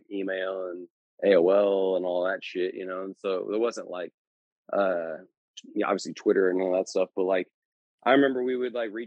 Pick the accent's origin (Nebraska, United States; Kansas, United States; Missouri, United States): Missouri, United States; Southern; I'm from Southern Missouri. I grew up in the closest city being St. Louis, about an hour.